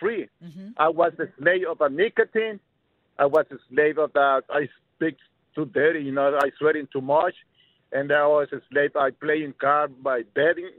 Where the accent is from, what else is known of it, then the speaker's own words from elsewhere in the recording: Tegucigalpa, Francisco Morazán, Honduras; now in Chicago, United States; I grew up right there in Tegucigalpa